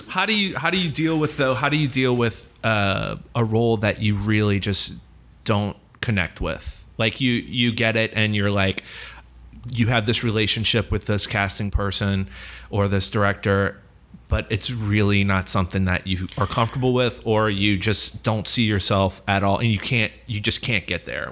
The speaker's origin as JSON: {"language": "English", "town": "New Orleans", "region": "Louisiana", "country": "United States", "tie": "born or raised there", "said": "I'm from New Orleans, too, and I, I grew up in a theater world here as well"}